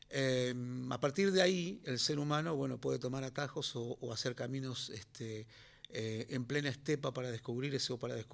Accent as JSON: {"language": "Spanish", "town": "Río Turbio", "region": "Santa Cruz", "country": "Argentina", "tie": "born or raised there"}